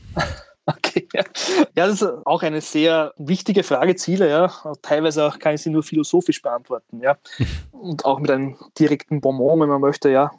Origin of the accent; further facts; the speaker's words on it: Southern Burgenland, Austria; now in Vienna, Austria; bin ja kein Wiener, ja, äh, hört man vielleicht auch hin und wieder, äh, sondern ich komme aus dem wunderschönen Südburgenland